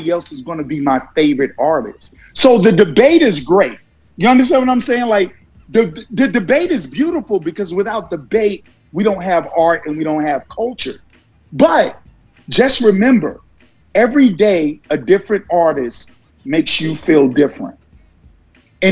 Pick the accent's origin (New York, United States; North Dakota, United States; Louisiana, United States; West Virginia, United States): New York, United States; New York City; also born or lived in Virginia / New Jersey / California; now in Georgia, United States; a kid that was born and raised in Brooklyn, New York